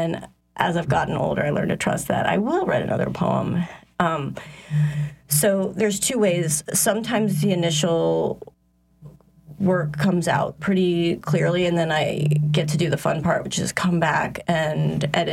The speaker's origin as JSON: {"language": "English", "region": "Ohio", "country": "United States", "moved": "as an adult", "lives_now": "New Orleans, United States", "said": "I'm from Ohio. I've lived in New Orleans since 1999"}